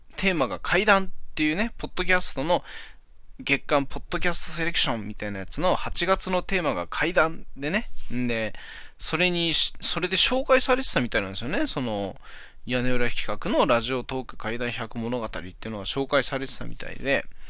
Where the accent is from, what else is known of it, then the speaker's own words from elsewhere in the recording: Hachinohe, Aomori, Japan; 俺の地元の方の八戸の方